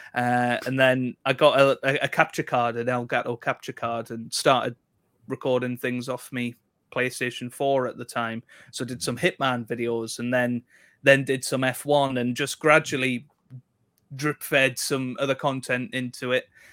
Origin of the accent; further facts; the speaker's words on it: South Shields, North East England, United Kingdom; I'm from South Shields, which is in between Newcastle and Sunderland.